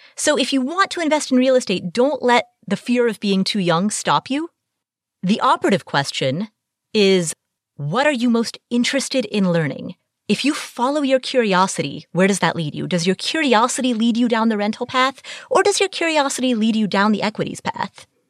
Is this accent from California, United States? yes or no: no; Cincinnati, Ohio, United States; Cincinnati, my hometown